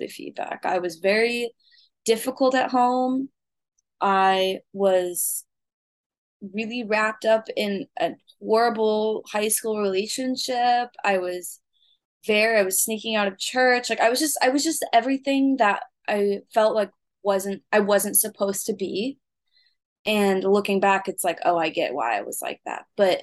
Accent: Willard, Missouri, United States; also born or lived in Springfield, Missouri; I grew up in Springfield, Missouri. It's a small town in southwest Missouri. I actually grew up in Willard, which is even smaller than that.

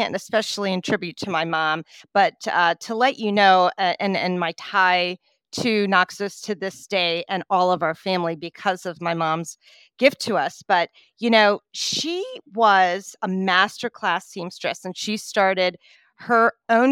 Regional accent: Washington, District of Columbia, United States; also born or lived in Maryland; I was born in Washington, D.C. metro area, along with my sister, and grew up

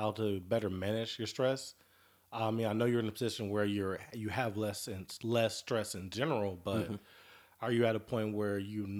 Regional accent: Shreveport, Louisiana, United States; moved away as an adult; now in Dallas, United States; I'm originally from Shreveport

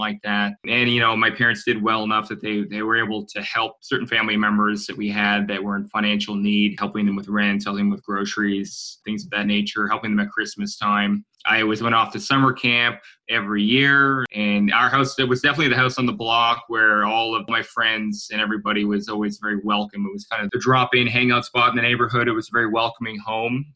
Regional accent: Halifax, Nova Scotia, Canada; moved away as an adult; also born or lived in Guelph, Ontario; I grew up in Halifax, Nova Scotia.

